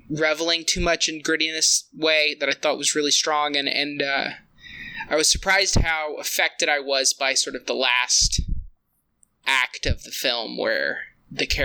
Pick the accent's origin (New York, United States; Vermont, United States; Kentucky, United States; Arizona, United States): Kentucky, United States; I am from Kentucky near Appalachia.